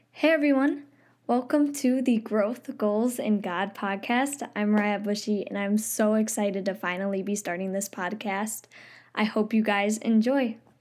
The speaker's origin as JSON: {"language": "English", "region": "upstate New York", "country": "United States", "said": "I'm just from upstate New York, where pretty much all we have going for us is tomato pie and chicken"}